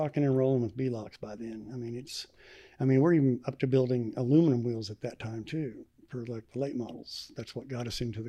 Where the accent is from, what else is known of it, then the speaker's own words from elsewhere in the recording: Arkansas, United States; Arkansas. Northwest Arkansas.